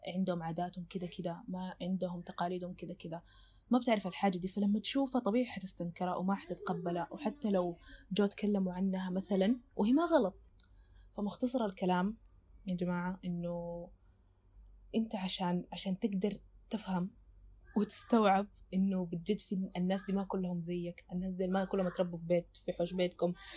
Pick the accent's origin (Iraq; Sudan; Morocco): Sudan; بما اني سودانيه